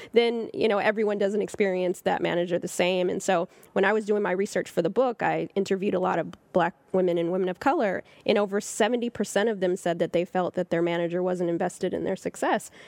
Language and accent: English; Southern California, United States; now in Harlem, New York, United States; I'm from California